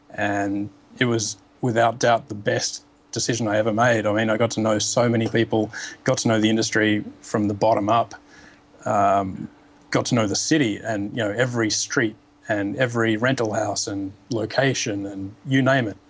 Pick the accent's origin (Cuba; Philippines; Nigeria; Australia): Australia; now in New York, United States; I'm an Australian living in New York